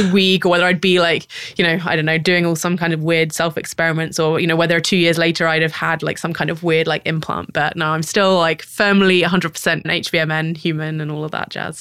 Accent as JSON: {"language": "English", "country": "United Kingdom", "moved": "as an adult", "lives_now": "San Francisco, United States", "said": "a British person who grew up"}